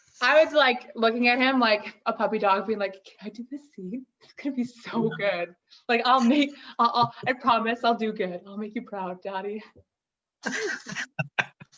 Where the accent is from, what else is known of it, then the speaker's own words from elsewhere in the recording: Yellowknife, Northwest Territories, Canada; also born or lived in Red Deer, Alberta; now in Kelowna, Canada; growing up in Yellowknife, I went to Sir John Franklin School